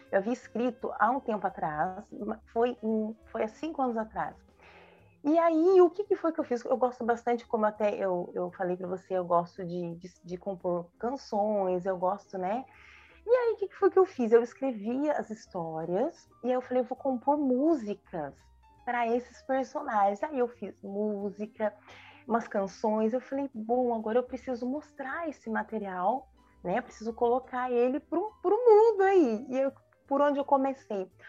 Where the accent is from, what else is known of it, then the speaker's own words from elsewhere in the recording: São Paulo, Brazil; born there; now in Jacareí, Brazil; Eu sou nascida em São Paulo, mas eu moro há muitos anos na cidade de Jacareí, interior de São Paulo, aqui no Vale do Paraíba.